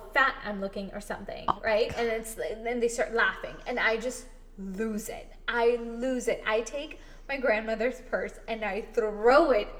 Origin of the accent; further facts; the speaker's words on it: India; this is a shit that you have to constantly deal with as an Indian woman.